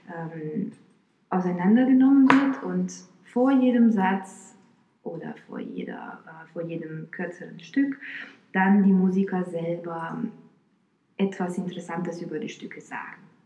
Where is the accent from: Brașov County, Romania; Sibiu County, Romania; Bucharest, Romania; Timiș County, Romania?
Bucharest, Romania; moved away; also born or lived in Florida, United States / New Jersey, United States / Rostock, Germany; Ich bin in Rumänien geboren und da auch aufgewachsen, in Bukarest